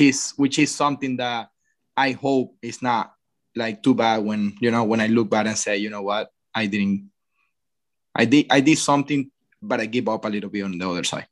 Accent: Venezuela; moved away; growing up in Venezuela

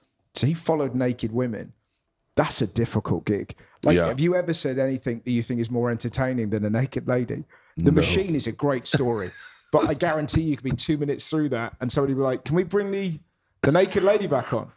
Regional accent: England, United Kingdom; I'm English

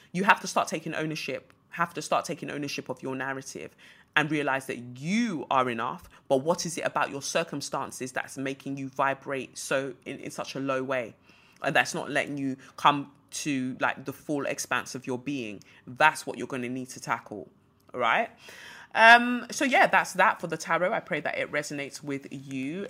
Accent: Nigeria; moved away; also born or lived in United Kingdom; I'm a Nigerian

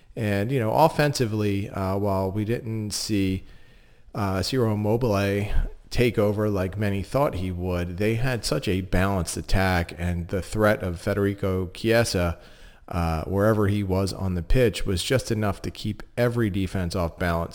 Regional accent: Philadelphia, Pennsylvania, United States; being from Philadelphia

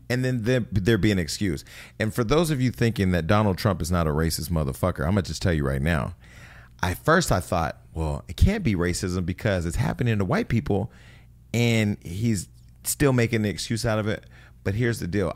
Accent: near Gilroy, California, United States; Gilroy's right outside of my hometown.

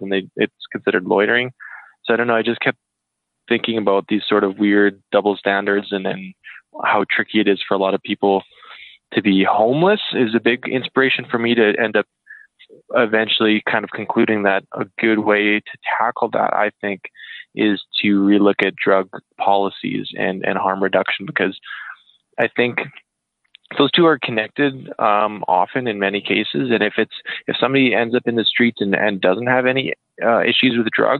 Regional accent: Saskatoon, Saskatchewan, Canada; I'm from Saskatoon originally.

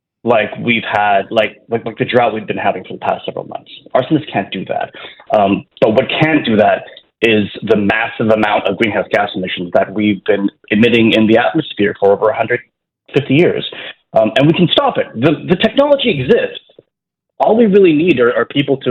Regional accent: Toronto, Ontario, Canada; moved away as an adult; In 2019, I decided to like move back to Toronto because my home's here, my family's here, my parents are here

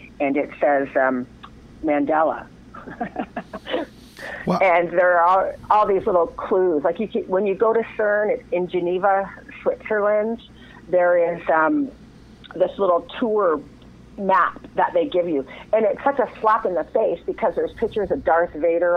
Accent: Windsor, Ontario, Canada; I was raised in Windsor, Ontario in Canada

